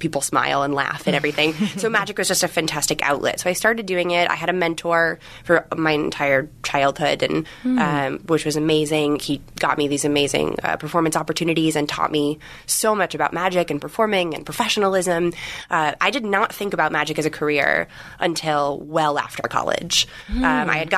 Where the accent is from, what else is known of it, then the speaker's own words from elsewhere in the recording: Connecticut, United States; I grew up in Connecticut